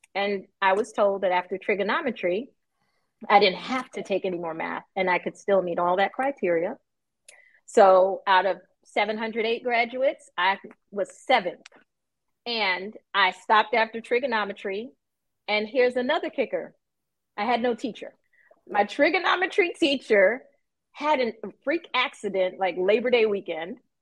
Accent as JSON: {"language": "English", "region": "New York", "country": "United States", "tie": "born or raised there", "said": "I grew up in New York"}